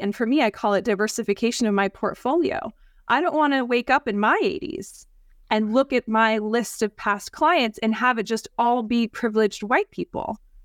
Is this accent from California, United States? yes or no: yes; San Francisco Bay Area, California, United States; born and raised in the San Francisco Bay Area